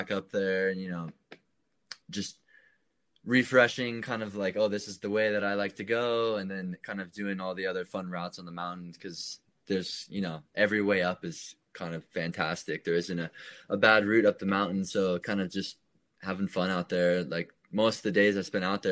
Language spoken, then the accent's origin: English; Austin, Texas, United States; moved away as an adult; also born or lived in Boulder, Colorado; I grew up in Austin, Texas, just kind of outside the downtown area, in the hill country